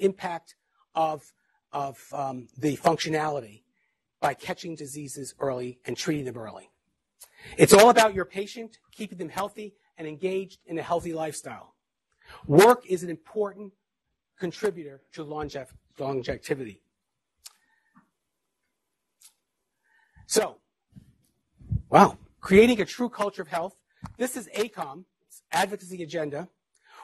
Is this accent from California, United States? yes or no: no; Mount Vernon, New York, United States; I grew up in Mount Vernon, New York